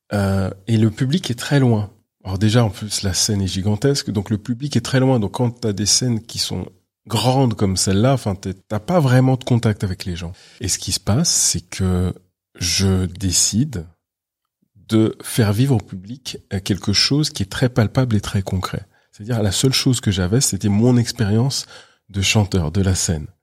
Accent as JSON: {"language": "French", "town": "Paris", "region": "Île-de-France", "country": "France", "tie": "born or raised there", "said": "je suis né à Paris, j'ai toujours vécu à Paris"}